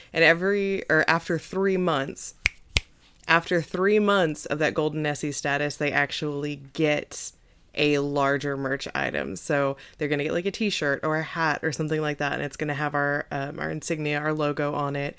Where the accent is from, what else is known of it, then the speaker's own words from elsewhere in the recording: Missouri, United States; my home state, Missouri